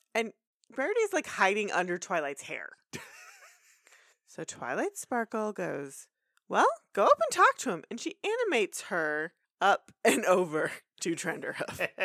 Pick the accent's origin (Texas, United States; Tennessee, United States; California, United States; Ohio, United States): Texas, United States; we're from Texas.